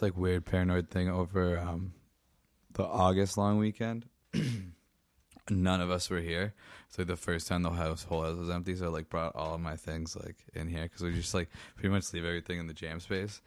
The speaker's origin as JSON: {"language": "English", "town": "Meaford", "region": "Ontario", "country": "Canada", "said": "in Meeford, where I'm from, I lived about a kilometer away from the military base"}